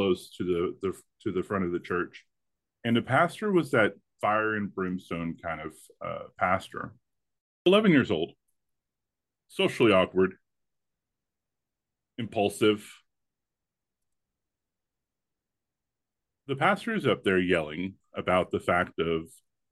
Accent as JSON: {"language": "English", "region": "the rural South", "country": "United States", "tie": "born or raised there", "said": "I was raised in the rural South"}